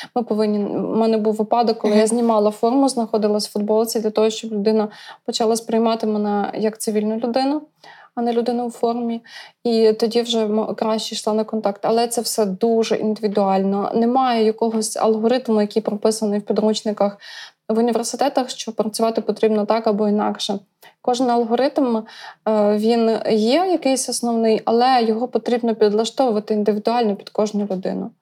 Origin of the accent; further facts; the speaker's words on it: Brody, Lviv Oblast, Ukraine; moved away as an adult; now in Kyiv, Ukraine; я народилася у Львівській області, місто Броди. Навчалася у Львівському державному університеті безпеки життєдіяльності